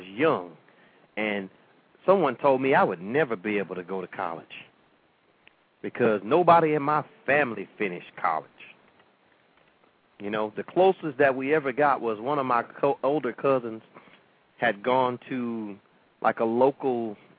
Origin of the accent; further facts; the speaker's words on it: St. Petersburg, Florida, United States; you know, a lot of times people will say, well, why do you want to be the mayor of St. Pete? You don't even live there.